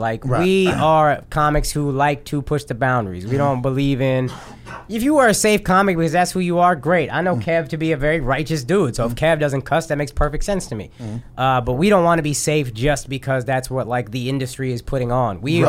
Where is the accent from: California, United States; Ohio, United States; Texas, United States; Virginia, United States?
Texas, United States; Dallas; I grew up in Dallas, 100%. So it's Southern people.